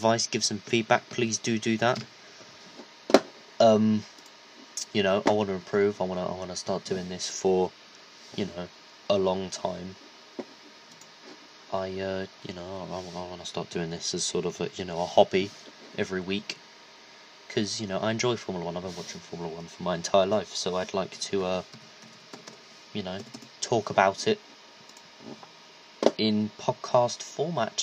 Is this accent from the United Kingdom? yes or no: yes; United Kingdom; I'm British